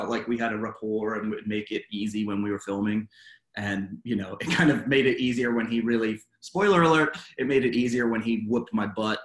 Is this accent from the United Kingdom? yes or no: yes; England, United Kingdom; also born or lived in Los Angeles, United States; now in Atlanta, United States; I was born and raised in England, and I've lived the majority of my life in the United States.